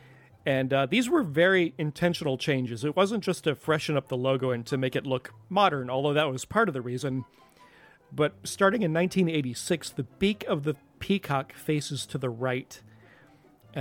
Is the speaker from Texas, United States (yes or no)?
no; Florida, United States; my home state of Florida